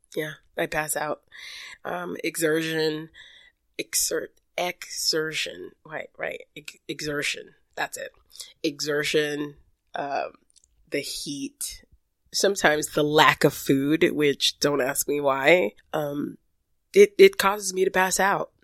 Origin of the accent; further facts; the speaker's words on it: New York City, New York, United States; growing up in Brooklyn